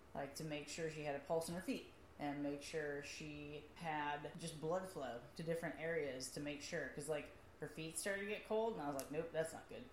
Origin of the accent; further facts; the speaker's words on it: Midwest, United States; I'm, I'm from the Midwest